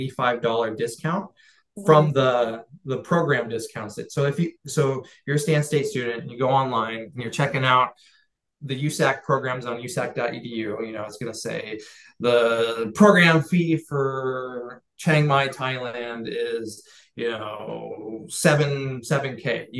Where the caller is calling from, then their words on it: California, United States; I'm coming from the Central Coast of California. That's where I'm speaking to you from today, you know, and so it's got a higher cost of living.